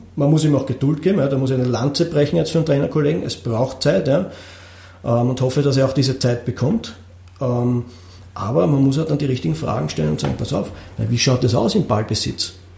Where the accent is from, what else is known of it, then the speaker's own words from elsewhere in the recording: Austria; bei uns in Österreich